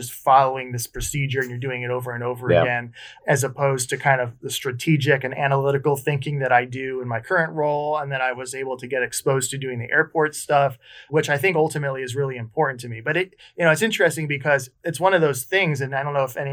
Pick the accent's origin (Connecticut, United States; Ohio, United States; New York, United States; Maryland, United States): Connecticut, United States; I did an internship at an airport up where I grew up in Connecticut